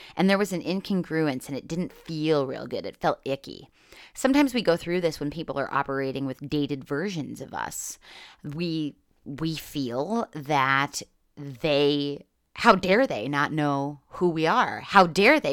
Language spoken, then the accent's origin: English; Northeast Pennsylvania, United States; growing up in Northeast Pennsylvania